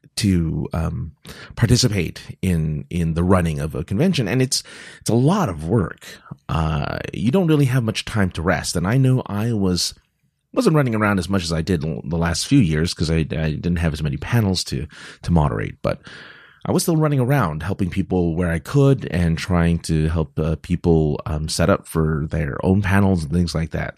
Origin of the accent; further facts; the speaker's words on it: California, United States; I'm from California